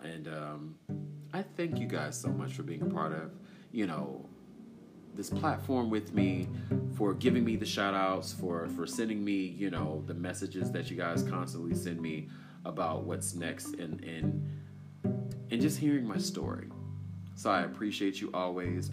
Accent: Durham, North Carolina, United States; you guys know I'm from Bull City. I'm from Durham, North Carolina.

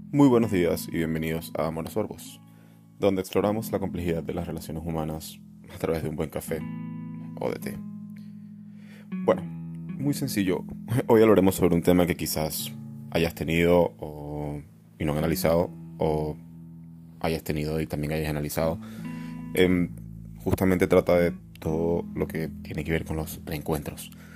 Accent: Venezuela; moved away as an adult; now in Barcelona, Spain; yo me fui de Venezuela hace cinco años

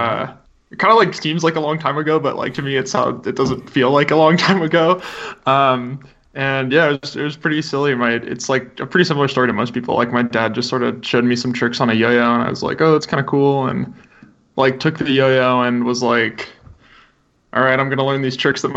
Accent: Fort Collins, Colorado, United States; I grew up in Fort Collins, Colorado.

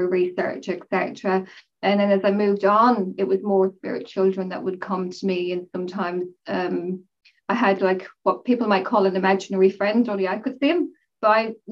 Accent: Mayo, Connacht, Ireland; also born or lived in Rochdale, North West England; I was born in Rochdale in Manchester and my family moved to Mayo when I was about 4 to 5 years of age

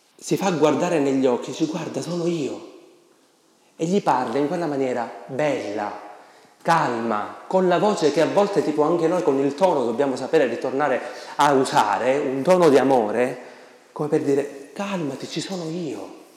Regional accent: Sicily, Italy; Da noi, nelle mie parti in Sicilia

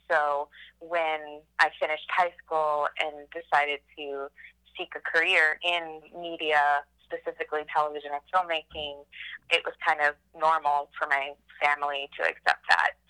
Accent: Austin, Texas, United States; also born or lived in San Antonio, Texas / New York City; Well, I grew up in Texas, was born in San Antonio. Uh, we moved to Austin when I was a baby, and I was raised here my whole life.

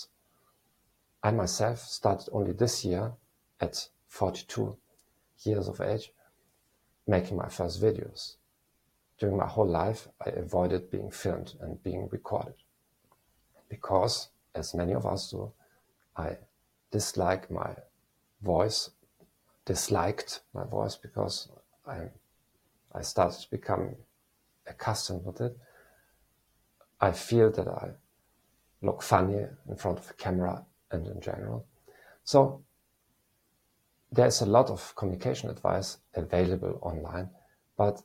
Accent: Germany; moved away as an adult; also born or lived in Eastern Europe; I'm a psychologist from Germany

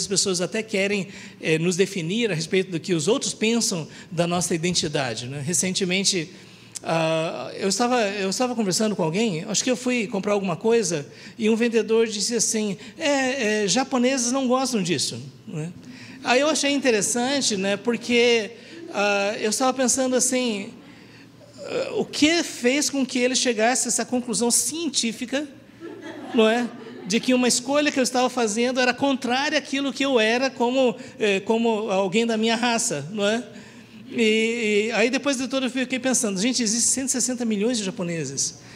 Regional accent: Brazil; eu sou descendente de japoneses, mas eu nasci no Brasil, eu falo português

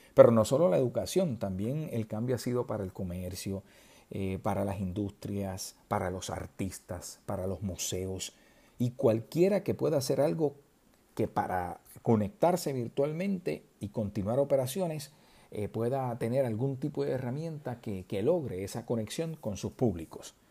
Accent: southern Puerto Rico, Puerto Rico; los que somos del sur de Puerto Rico

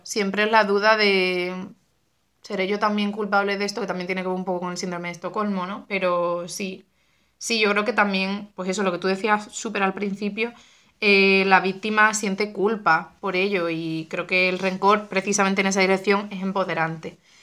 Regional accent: Cádiz, Andalusia, Spain; moved away as an adult; also born or lived in Seville; yo soy de Cádiz y me mudé a, a Sevilla a estudiar arte dramático

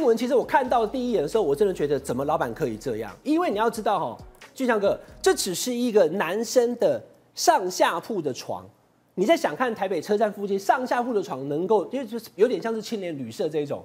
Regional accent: Taichung, Taiwan; 身为台中人

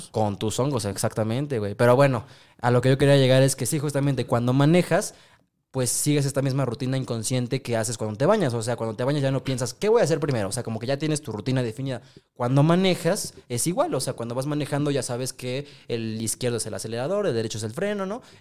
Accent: Mexico City, Mexico; trae una paz como chilango que dices, ay, me siento en casa, es

